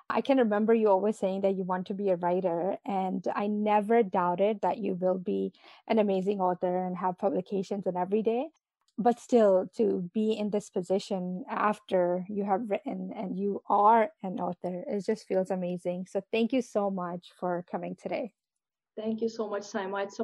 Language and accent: English; New York, United States; also born or lived in Pakistan / Riyadh, Saudi Arabia / Jeddah, Saudi Arabia; I was born in Pakistan and I came to the US when I was 10. I grew up here in New York.